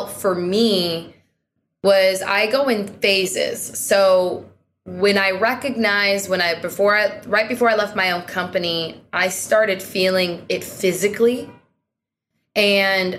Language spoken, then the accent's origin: English; Seattle, Washington, United States; I'm from Seattle